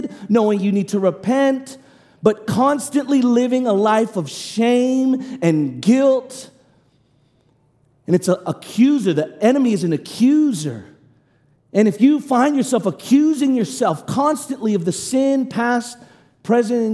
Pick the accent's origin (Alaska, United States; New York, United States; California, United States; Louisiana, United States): California, United States; Oakland; moved away; I come from Oakland